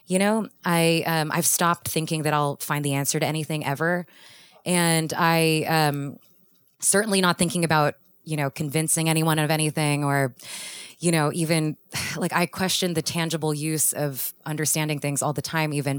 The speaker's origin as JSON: {"language": "English", "town": "Houston", "region": "Texas", "country": "United States", "tie": "born or raised there", "moved": "yes", "said": "I grew up in Houston"}